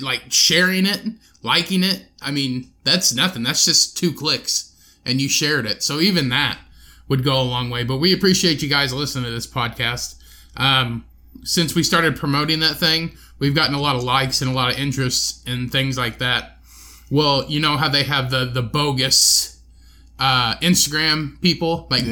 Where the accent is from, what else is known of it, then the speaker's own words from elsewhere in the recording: Indiana, United States; where are you from? And I said, well, Indiana